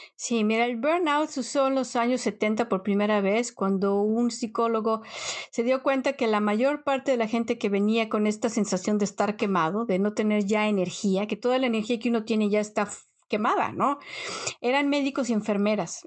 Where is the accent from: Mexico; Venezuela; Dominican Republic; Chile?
Mexico; moved away as an adult; now in Netherlands; cuando vienes de México, llegas acá y de pronto es casi como abrir y cerrar los ojos, llevas más tiempo en un país extranjero que en el país donde naciste